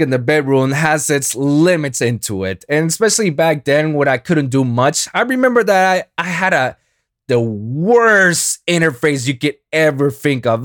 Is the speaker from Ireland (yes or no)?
no; Puerto Rico; first language Spanish; English is a second language; I'm Boricua, man. I, I'm, I'm, Spanish is my first language